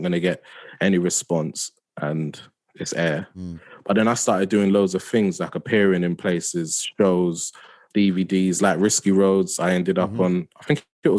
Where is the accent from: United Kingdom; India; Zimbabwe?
United Kingdom; London; also born or lived in Forest Hill; originally I'm from New Cross, but then I moved to Forest Hill.